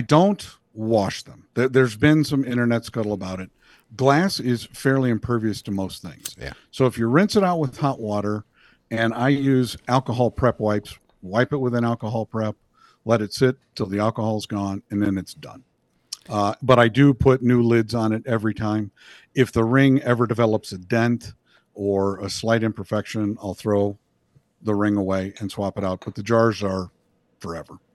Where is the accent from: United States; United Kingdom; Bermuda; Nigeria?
United States; Indiana; now in Moore, United States; I grew up in Indiana and escaped as quickly as I could.